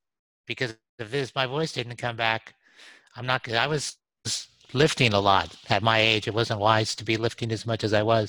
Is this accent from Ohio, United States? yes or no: no; New Mexico, United States; now in Austin, United States; I'm from New Mexico in Austin.